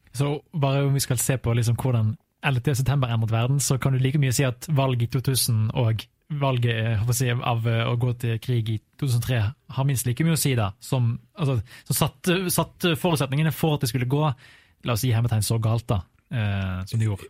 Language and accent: Norwegian; Norway; som nordmann her i Norge